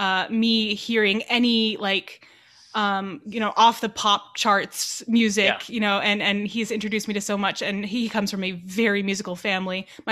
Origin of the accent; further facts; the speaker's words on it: Los Angeles, California, United States; I was born and raised in Los Angeles, California, and spent most of my time in a little kind of suburb in Los Angeles called Chatsworth.